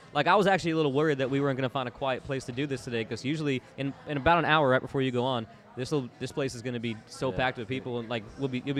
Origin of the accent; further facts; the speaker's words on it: Orlando, Florida, United States; I grew up in Orlando.